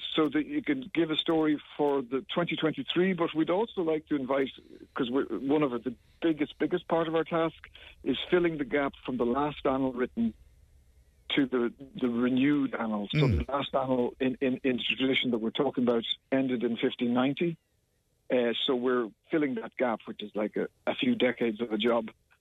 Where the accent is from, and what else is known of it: Kerry, Munster, Ireland